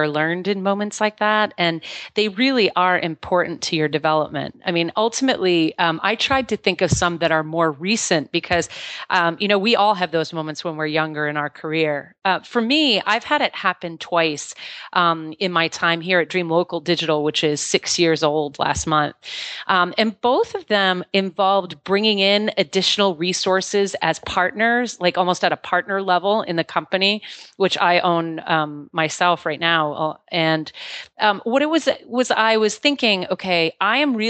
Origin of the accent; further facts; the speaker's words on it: Maine, United States; moved away as an adult; I was born and raised here in Maine, in a small town in Maine